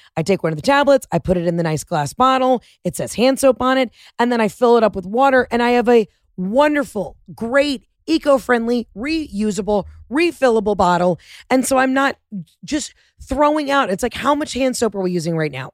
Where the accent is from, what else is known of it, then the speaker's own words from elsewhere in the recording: Atlanta, Georgia, United States; moved away; Born and raised in Atlanta.